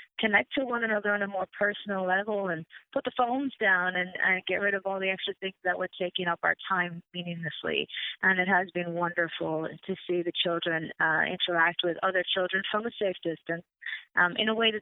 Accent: Ireland; moved away; I'm originally from Ireland, born and raised.

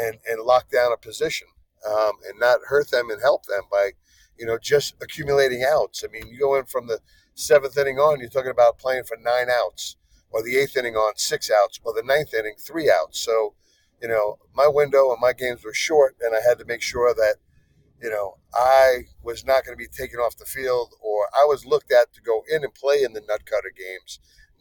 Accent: Long Island, New York, United States; growing up where I grew up on Long Island

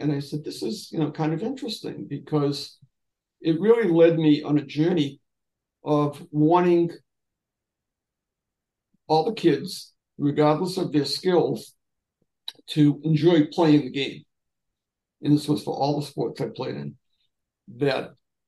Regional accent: Everett, Massachusetts, United States; I grew up in Everett and belonged to a youth organization

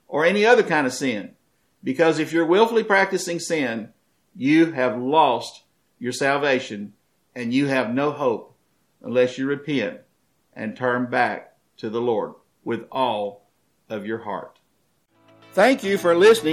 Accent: United States

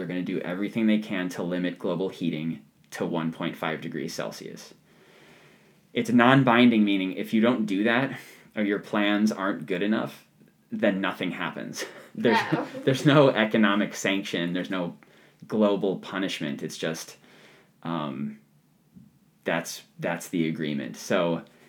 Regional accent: Ohio, United States; There's a patch of woods in my backyard where I grew up in Ohio

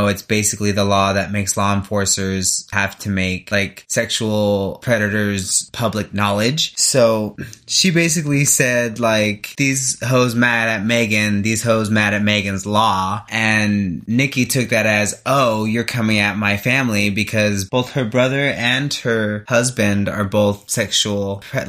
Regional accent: Wasco, California, United States; when I grew up like in Wasco

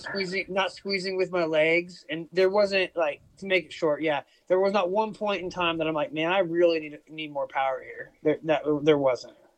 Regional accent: United States; now in Australia; I live in Oz. I'm American

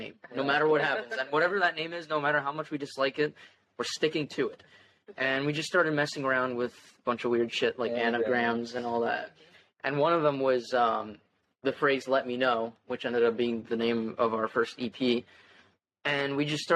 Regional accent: Aventura, Florida, United States; I'm also 18 from Aventura

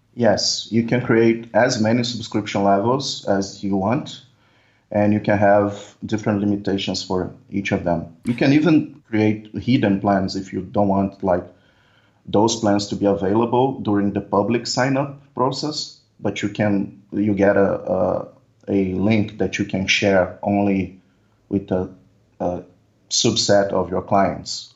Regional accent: Brazil; I'm from Brazil

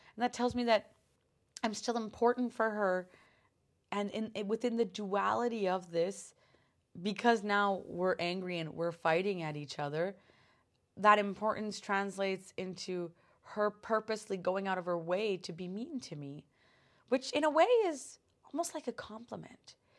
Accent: Canada; being a Canadian

